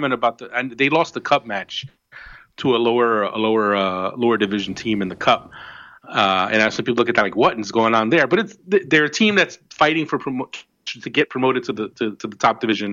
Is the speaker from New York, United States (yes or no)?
no; New Jersey, United States; I say Jersey